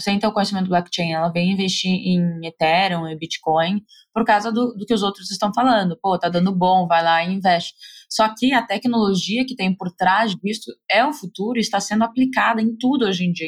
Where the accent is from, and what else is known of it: Brazil; moved away